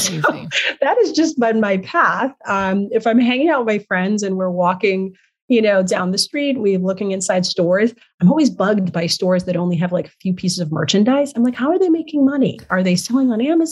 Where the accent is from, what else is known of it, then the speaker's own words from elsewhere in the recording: Nigeria; moved away; I'm originally from Nigeria